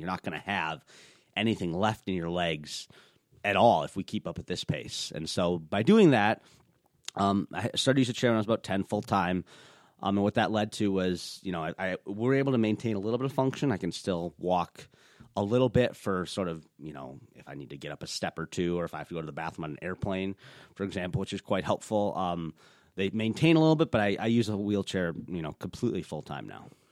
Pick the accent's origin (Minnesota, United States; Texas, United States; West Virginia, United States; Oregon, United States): Minnesota, United States; I was born here in Minnesota